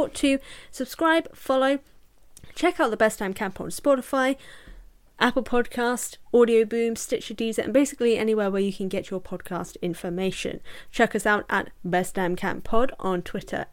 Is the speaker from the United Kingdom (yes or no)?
yes; United Kingdom; I'm British